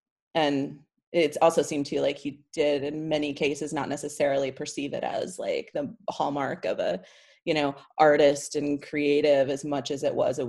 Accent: Tampa, Florida, United States; also born or lived in St. Petersburg; now in New York, United States; So I grew up, I'm not originally from Florida, but I grew up there and I grew up in Tampa, Florida from, I was there the time I was like 12. I lived in St. Petersburg for a while.

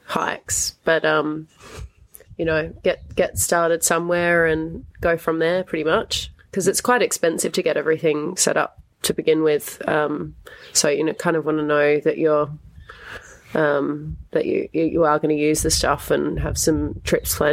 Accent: Adelaide, South Australia, Australia; now in Melbourne, Australia; I'm originally from Adelaide, but living in Melbourne

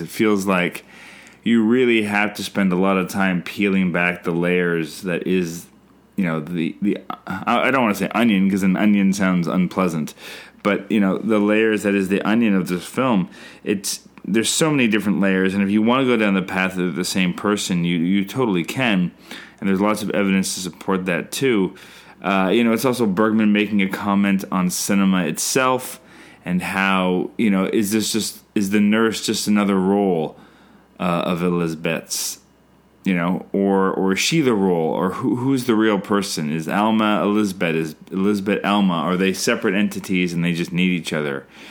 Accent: Canada; I'm Canadian filmmaker

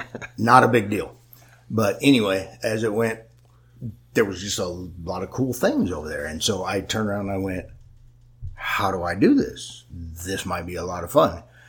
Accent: California, United States; went back to my home state of California.

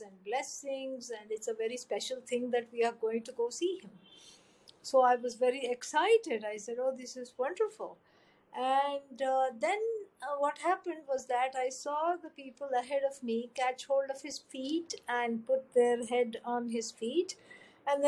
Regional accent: India; grew up in an Orthodox family, very devout, full of prayers, rituals, chants every day

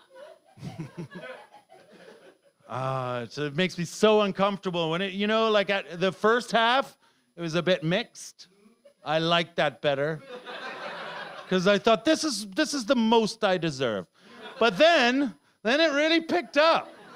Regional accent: Canada; moved away; they moved to Canada before I was fucking born there

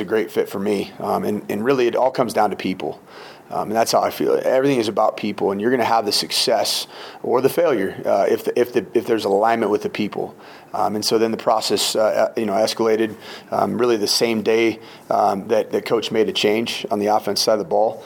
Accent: West Coast, United States; also born or lived in Minnesota; now in Boulder, United States; I'm originally from the West Coast

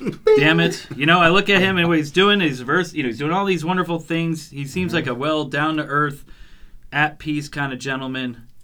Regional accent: New York, United States; I grew up in New York.

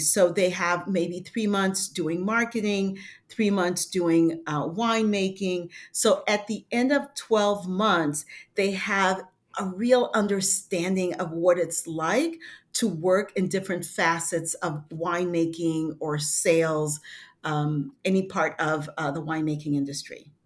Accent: Haiti; moved away; I'm from Haiti and, um, you know, I, I had to deal with adversity, you know, since being a kid with an accent, being bilingual

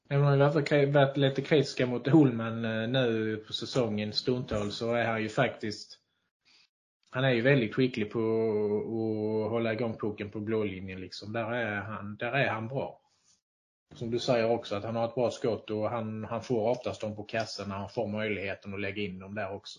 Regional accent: Skåne, Sweden; accent: Scanian; min skånska

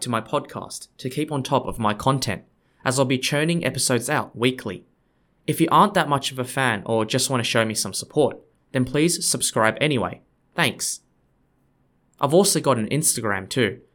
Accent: Australia; I'm an Australian guy

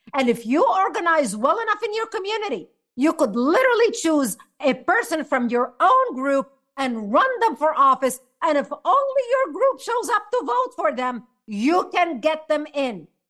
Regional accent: Lebanon; now in United States; I was born and raised in Lebanon

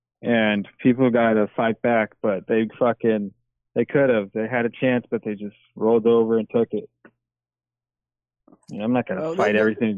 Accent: St. Paul, Minnesota, United States; Oh yeah, well I come from St. Paul, Minnesota.

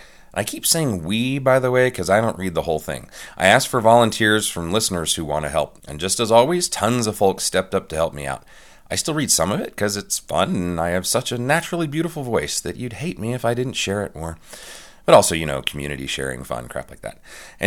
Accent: United States; I know I'm an American

